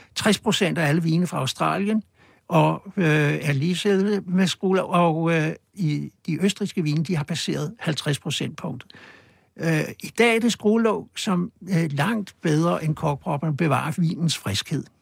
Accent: Copenhagen, Capital Region of Denmark, Denmark; på Østerbro, hvor jeg voksede op

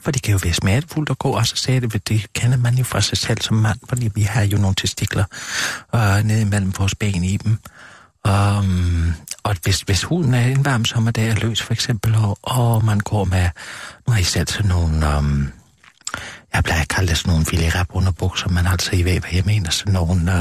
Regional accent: Gram, Southern Denmark, Denmark; moved away; jeg er født og opvokset i Kram

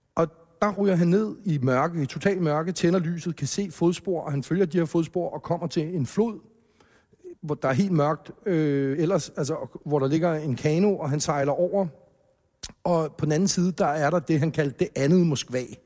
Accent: Hellerup, Capital Region of Denmark, Denmark; born or raised there

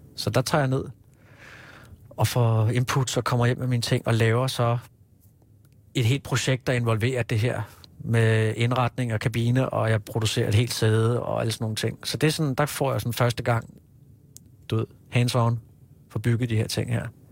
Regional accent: Hillerød, Capital Region of Denmark, Denmark; moved away as an adult; also born or lived in Kirke Værløse; now in Copenhagen, Denmark; jeg er født på Rigshospitalet i 74, og så øh, har jeg boet øh, i Kirkeværløse lige i min alleryngste år. Ellers så har jeg vokset op i Hillerød.

